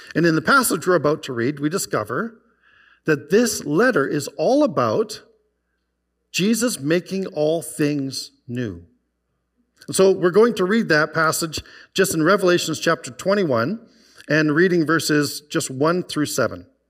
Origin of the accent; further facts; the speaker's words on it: Okanagan Valley, British Columbia, Canada; also born or lived in White Rock, Canada; now in Calgary, Canada; I grew up in the Okanagan Valley